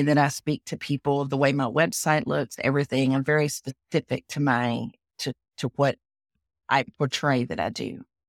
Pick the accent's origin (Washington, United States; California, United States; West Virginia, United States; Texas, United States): Texas, United States; accent: Southern; I am a Texan. You can tell from my accent. I'm sh, I'm a Southern girl. and I'm a fifth generation Texan